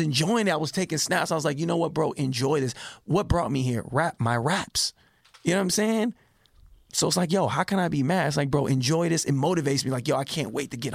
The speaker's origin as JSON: {"language": "English", "town": "Richmond", "region": "California", "country": "United States", "tie": "born or raised there", "said": "I'm a kid from Richmond, California that was teased"}